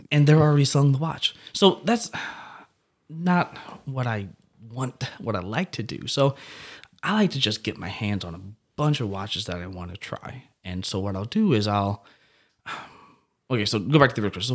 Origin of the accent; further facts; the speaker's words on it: Belleville, Illinois, United States; I'm actually from Southern Illinois, Belleville, Shiloh area